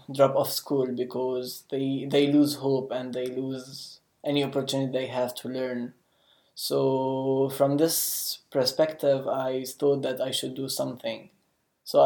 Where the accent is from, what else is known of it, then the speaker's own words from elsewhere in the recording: Jerusalem, Palestine; I'm from Palestine, Jerusalem, and specifically Jerusalem.